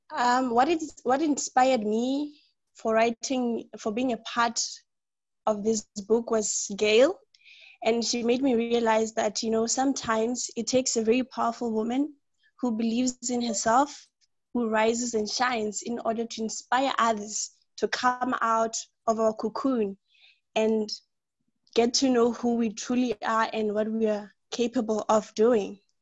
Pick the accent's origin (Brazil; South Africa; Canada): South Africa; Polokwane, Limpopo; I'm from Polokwane in Limpopo in a place called Madiba Park.